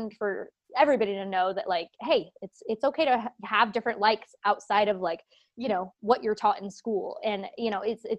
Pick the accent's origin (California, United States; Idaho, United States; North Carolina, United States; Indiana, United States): Indiana, United States; Auburn; moved away as an adult; also born or lived in Lancaster, Pennsylvania; we actually moved back home. So this is where we're both, my husband and I, originally met, here in Indiana. It's a tiny little town of Auburn